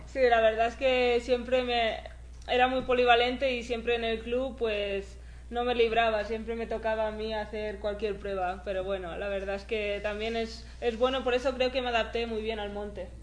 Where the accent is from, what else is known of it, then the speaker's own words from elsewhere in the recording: Spain; empecé a correr carreras un poco pues más regionales por mi pueblo y, y luego ya al año siguiente ya algo más nacional por España